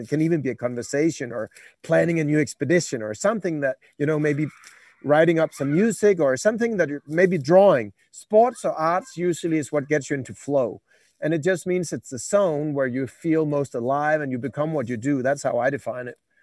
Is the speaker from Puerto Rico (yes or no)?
no; Denmark; I'm from Denmark, so a bit, bit cold in the, in the north